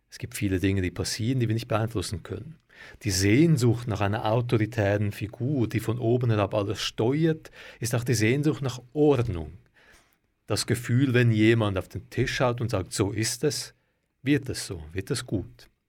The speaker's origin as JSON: {"language": "German", "country": "Switzerland", "said": "wie man es vielleicht bei uns in der Schweiz jetzt wäre."}